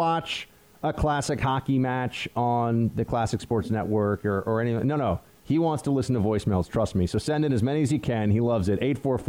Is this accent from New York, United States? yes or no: yes; New York, United States; I grew up in Central New York, and I'm full-blooded Italian and Sicilian, and grew up with many, many, many, many Italians and Sicilians.